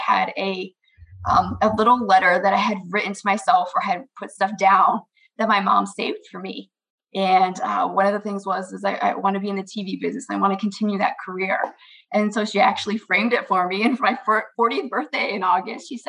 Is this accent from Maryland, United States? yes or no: yes; Maryland, United States; moved away as an adult; also born or lived in Indiana; now in Michigan, United States; I grew up in Maryland.